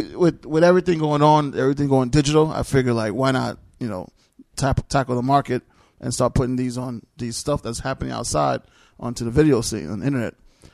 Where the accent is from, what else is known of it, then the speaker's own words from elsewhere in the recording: New York City, New York, United States; I'm from Queens, New York.